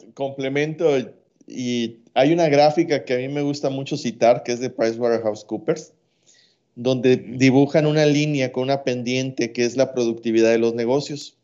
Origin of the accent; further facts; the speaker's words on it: Mexico; como mexicanos medios